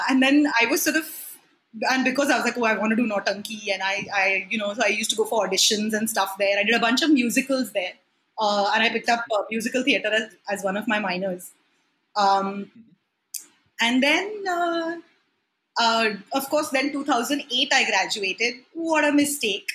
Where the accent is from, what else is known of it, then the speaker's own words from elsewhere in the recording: Mumbai, Maharashtra, India; I was born in Mumbai